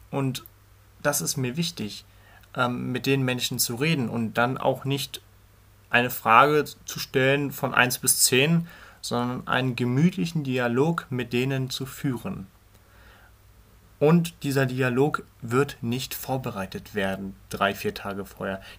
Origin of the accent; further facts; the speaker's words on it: Berlin, Germany; Ich bin 16 Jahre alt. Ich komme aus Berlin. Genauer zu sein aus dem schönsten Stadtteil Berlins, den Berliner Wedding.